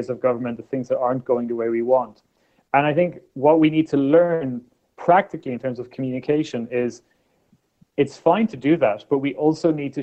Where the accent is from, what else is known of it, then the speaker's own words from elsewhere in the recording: Ireland; I was born in Ireland in the 1980s